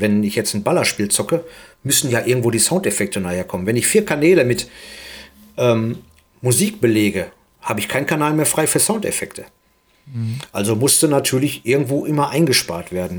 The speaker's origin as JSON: {"language": "German", "town": "Duisburg", "region": "North Rhine-Westphalia", "country": "Germany", "said": "hier in Duisburg. Wir sind beide aus Duisburg"}